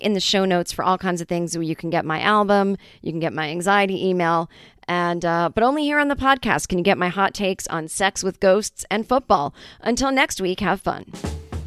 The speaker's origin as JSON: {"language": "English", "town": "Boston", "region": "Massachusetts", "country": "United States", "said": "I'm from Boston"}